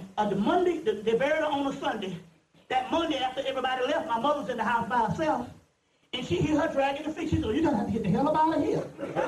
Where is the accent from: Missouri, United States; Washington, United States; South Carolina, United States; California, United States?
South Carolina, United States; Mullins; I'm from Mullins. Mullins is 6,000 strong.